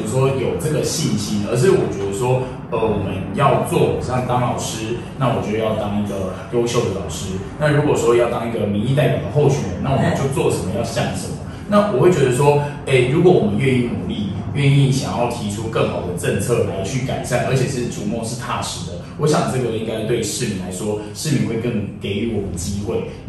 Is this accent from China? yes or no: no; Tainan, Taiwan; 我们台南人其实都非常可爱